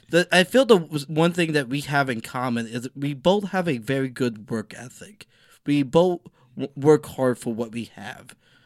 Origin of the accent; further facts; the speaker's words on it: the South, United States; Yeah, and I'm from the South